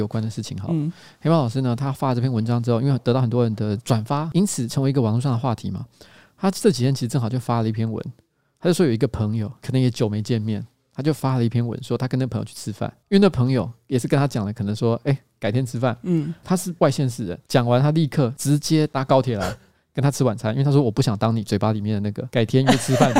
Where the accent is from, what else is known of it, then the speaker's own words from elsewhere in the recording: Taipei, Taiwan; 虽然我是台北人没错